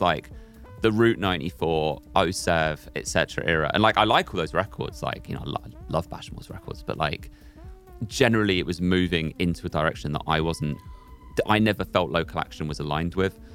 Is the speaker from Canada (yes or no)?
no; London, United Kingdom; also born or lived in Aberdeen; I grew up in London. I grew up in Hackney